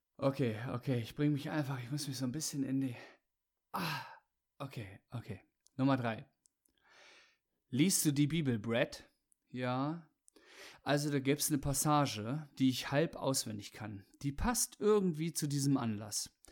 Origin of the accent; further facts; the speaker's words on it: Germany; Wir sind halt Deutsche